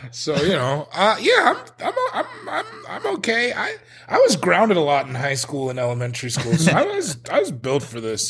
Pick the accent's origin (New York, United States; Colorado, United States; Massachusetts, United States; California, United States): Colorado, United States; I'm from Colorado